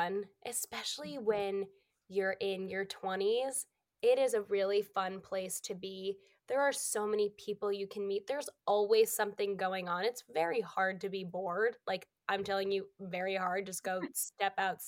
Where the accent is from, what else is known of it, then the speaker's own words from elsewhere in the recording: Massachusetts, United States; moved away as an adult; now in New York, United States; I'm from Massachusetts. So I'm currently in Massachusetts. I'm still home for the holidays